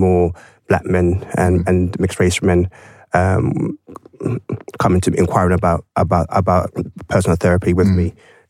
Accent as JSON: {"language": "English", "country": "Ghana", "said": "you know straight away I'm Ghanaian."}